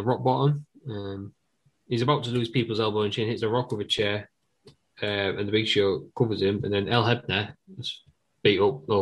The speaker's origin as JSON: {"language": "English", "region": "England", "country": "United Kingdom", "said": "We're English."}